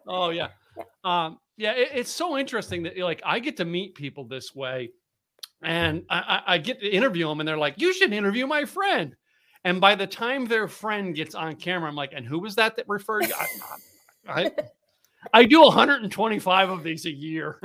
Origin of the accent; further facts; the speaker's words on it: Philadelphia, Pennsylvania, United States; moved away as an adult; also born or lived in New England; now in Texas, United States; I grew up in the Northeast, up uh, Philadelphia and, and Poconos, Poconos of Pennsylvania.